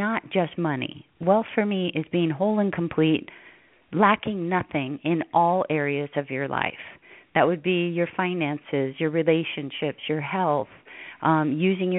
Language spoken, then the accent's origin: English; Hawaii, United States; moved away as an adult; I grew up in Hawaii. I was the last of 10 children, raised on the beach